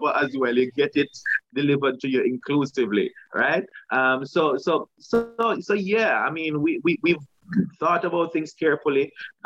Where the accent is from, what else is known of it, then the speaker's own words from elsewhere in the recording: Saint Thomas Parish, Jamaica; moved away; also born or lived in East Kingston, Jamaica; I'm from St. Thomas.